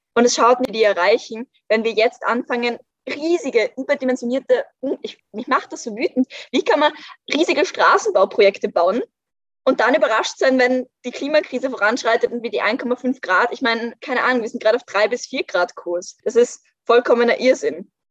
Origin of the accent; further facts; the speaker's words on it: Vienna, Austria; ich bin in Wien aufgewachsen